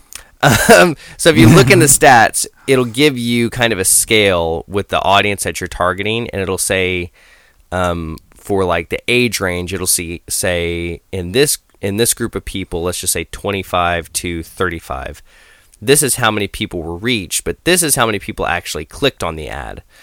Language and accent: English; Idaho, United States; moved away; I grew up in Idaho